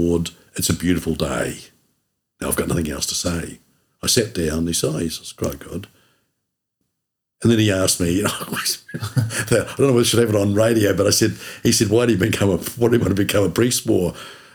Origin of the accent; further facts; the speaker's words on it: Milton, Otago, New Zealand; also born or lived in Invercargill; I grew up in Milton, went to primary there at St. Mary's